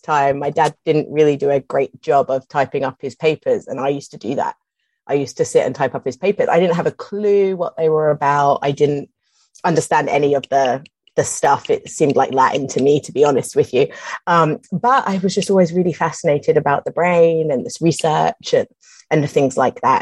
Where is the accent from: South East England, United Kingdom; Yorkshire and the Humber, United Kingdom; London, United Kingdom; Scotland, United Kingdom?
London, United Kingdom; moved away; I'm from London and it's huge, like it's hugely, hugely multicultural there